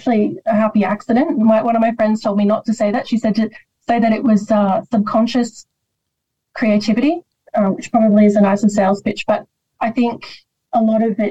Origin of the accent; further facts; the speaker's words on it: Sydney, New South Wales, Australia; also born or lived in Rosemeadow; I grew up all over Western Sydney, but Rosemeadow, I spent a period of time in the place, always stayed with me.